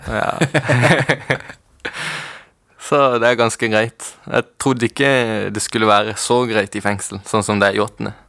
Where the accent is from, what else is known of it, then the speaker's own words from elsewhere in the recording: Kristiansand, Agder, Norway; moved away as an adult; also born or lived in Chile; now in Oslo, Norway; Jeg er opprinnelig fra Chile, men jeg er oppvokst på Sørlandet, Kristiansand